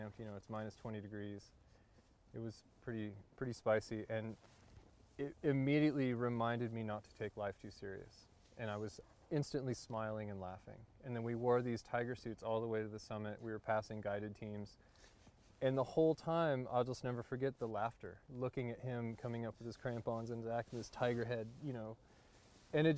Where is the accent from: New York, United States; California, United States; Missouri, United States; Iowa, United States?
California, United States; near Yosemite National Park; I was born and raised near Yosemite National Park.